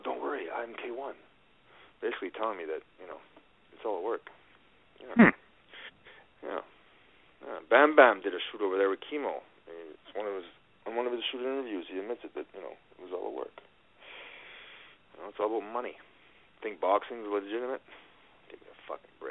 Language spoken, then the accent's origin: English; Canada; I'm Canadian